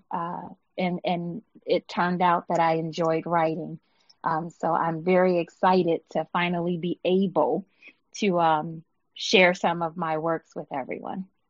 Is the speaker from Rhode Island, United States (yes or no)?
no; Buffalo, New York, United States; now in Michigan, United States; growing up in Buffalo